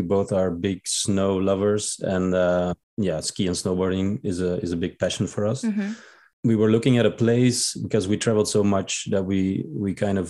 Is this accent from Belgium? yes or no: yes; Belgium; moved away; I'm from Belgium, and I've been living a nomadic life